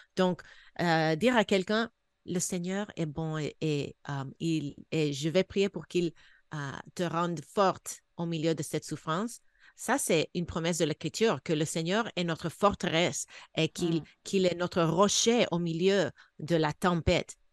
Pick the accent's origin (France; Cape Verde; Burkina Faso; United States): United States; moved away; also born or lived in Canada / Senegal; je suis américaine